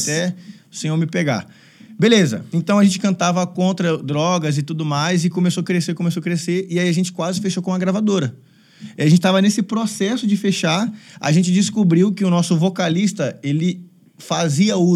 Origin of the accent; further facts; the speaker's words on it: Northeast Region, Brazil; moved away as an adult; now in São Paulo, Brazil; foi quando eu, eu vim do Nordeste para São Paulo